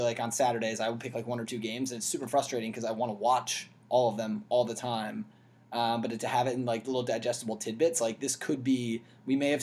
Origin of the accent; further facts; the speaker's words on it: United States; as an American who's already watching overseas